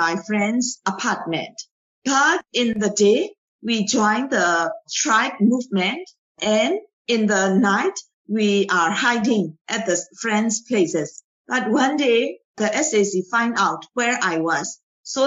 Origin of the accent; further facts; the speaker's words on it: Myanmar; I raised in Myanmar. I grew up in Myanmar